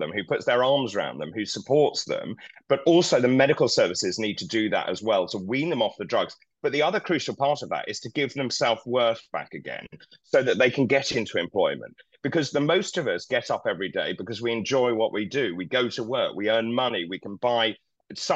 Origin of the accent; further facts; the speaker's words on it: East Anglia, East of England, United Kingdom; I come from East Anglia.